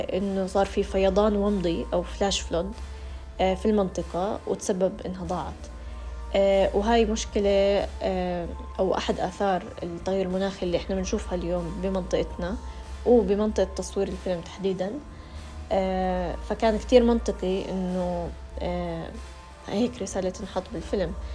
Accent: Jordan; عندنا في الأردن

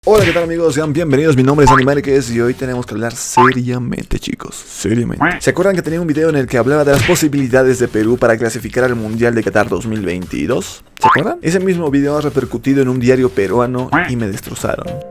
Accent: Bolivia; Soy el primer boliviano

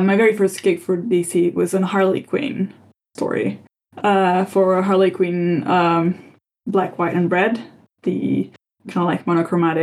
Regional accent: Italy; growing up in Italy

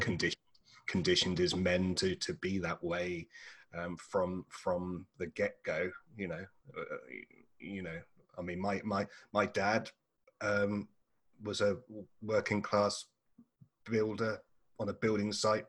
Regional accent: England, United Kingdom; moved away as an adult; now in Australia; I'm an Englishman, and uh, so Australia is a relatively new home for me

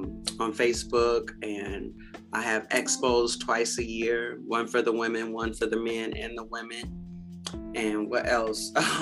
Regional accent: United States; when I grew up in Beloit and Rockford, Mississippi and Arkansas, there were Black businesses that were prominent that we depended on.

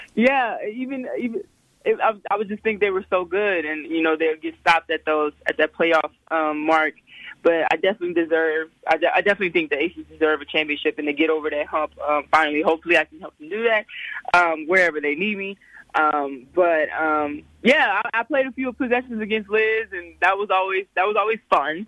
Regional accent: Slidell, Louisiana, United States; moved away; I grew up in Slidell, Louisiana. That's like uh, 20 minutes outside of New Orleans.

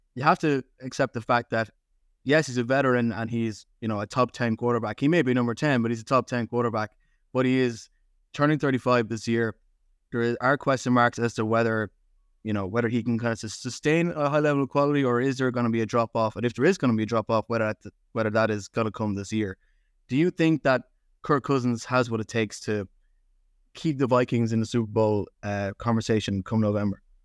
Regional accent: Ireland; as American football fans in Ireland

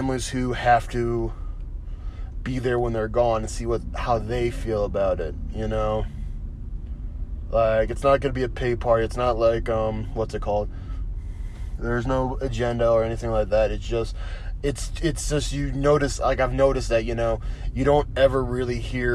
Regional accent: North Carolina, United States; moved away as an adult; also born or lived in Colorado; I came home to North Carolina from Colorado

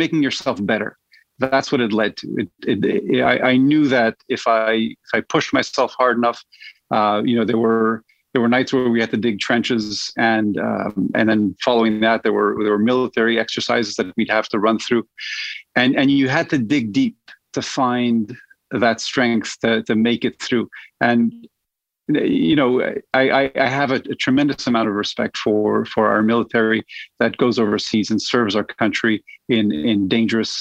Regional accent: Montreal, Quebec, Canada; Born and bred in Montreal

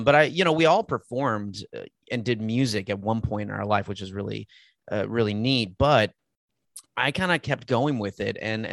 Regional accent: Texas, United States; also born or lived in California / Anchorage, Alaska; I was born in California, but bounced around because my father was working in the oil industry. So, you know, we moved quite a bit. And, you know, I lived in Anchorage, Alaska before moving to Texas. I was young, but most of my life has been here in Texas.

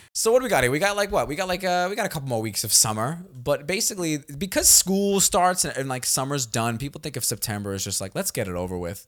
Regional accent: New York City, New York, United States; also born or lived in Los Angeles, United States; now in Texas, United States; We're both from Staten Island

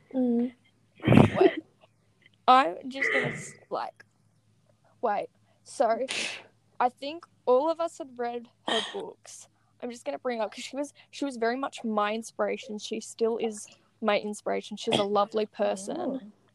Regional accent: Australia; I'm from Australia.

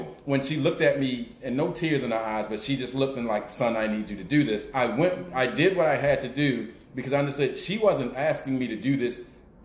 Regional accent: Baltimore, Maryland, United States; I grew up in the Greenmount West community

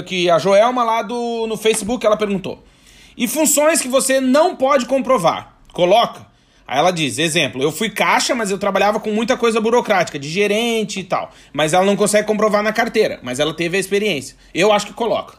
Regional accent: Brazil; moved away as an adult; now in Portugal; nós somos brasileiros, tem mania de ser íntimo das pessoas

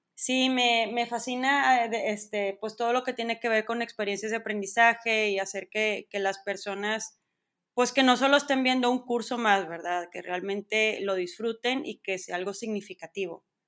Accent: Monterrey, Nuevo León, Mexico; soy regia 100%, aquí nací, aquí crecí

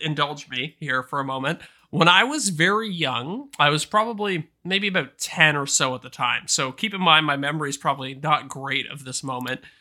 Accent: Canada; As a Canadian

